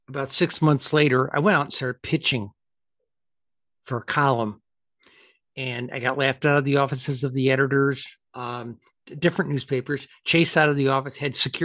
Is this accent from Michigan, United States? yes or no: no; upstate New York, United States; moved away; Empire State College, my home state of upstate New York